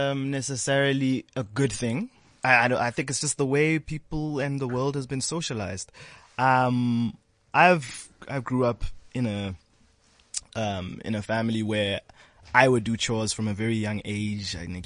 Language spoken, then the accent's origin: English; Ashanti, Ghana; I'm an Ashanti. I come from the Gold Coast.